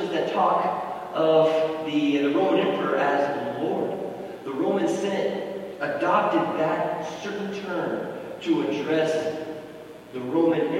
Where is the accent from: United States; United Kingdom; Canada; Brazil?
United States; proud to be from this country, and so much good has come from being an American.